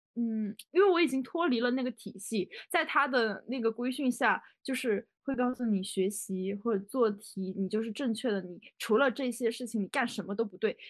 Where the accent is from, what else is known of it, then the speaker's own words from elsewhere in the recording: Guizhou, China; 因为我是贵州人嘛，就有很多那种小山坡啥的